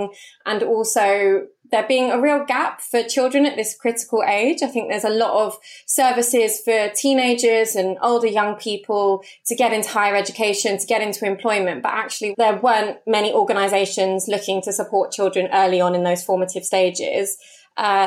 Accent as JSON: {"language": "English", "region": "London", "country": "United Kingdom", "tie": "born or raised there", "said": "So I am a born and bred Londoner, first and foremost. I grew up in Hounslow, West London"}